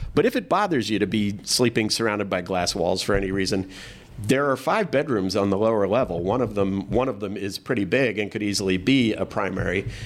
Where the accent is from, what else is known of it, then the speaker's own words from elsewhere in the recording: San Diego, California, United States; moved away; I didn't grow up here. I grew up in San Diego